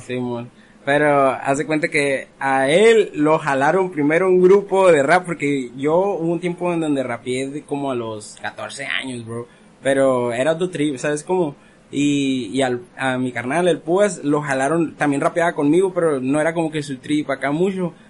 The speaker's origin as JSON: {"language": "Spanish", "town": "Ensenada", "region": "Baja California", "country": "Mexico", "tie": "born or raised there", "said": "Yo crecí aquí en Ensenada"}